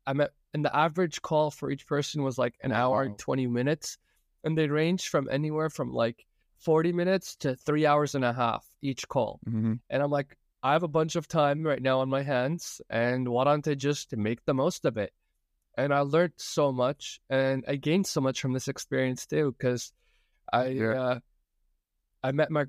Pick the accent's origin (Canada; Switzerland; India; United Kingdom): Canada; Toronto, Ontario; I'm from Toronto, and I'd love to hear your story.